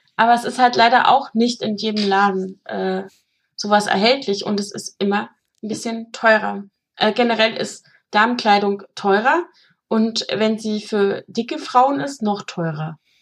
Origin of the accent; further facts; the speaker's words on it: Germany; ich komme ja aus der DDR